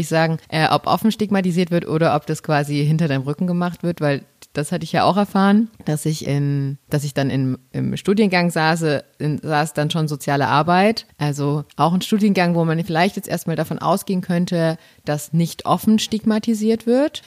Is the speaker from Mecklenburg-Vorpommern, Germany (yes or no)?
no; Chemnitz, Saxony, Germany; accent: Saxon; moved away as an adult; also born or lived in Dresden / Lübeck; ich komme ursprünglich aus Sachsen